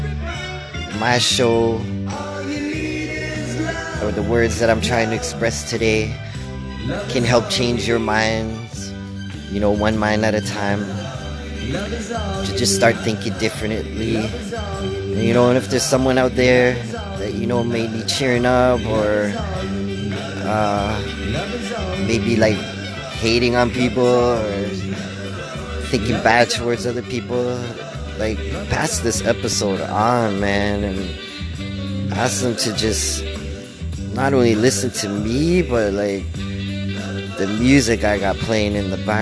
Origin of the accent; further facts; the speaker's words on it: Canada; I'm part Ukrainian, and being Canadian